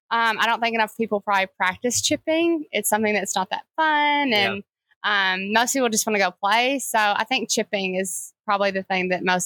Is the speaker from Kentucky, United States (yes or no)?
yes; Kentucky, United States; moved away; also born or lived in Alabama; We grew up in Kentucky, went to Alabama.